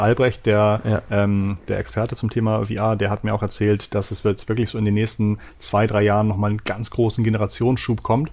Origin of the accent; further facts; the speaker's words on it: Hamburg, Germany; bei uns in Hamburg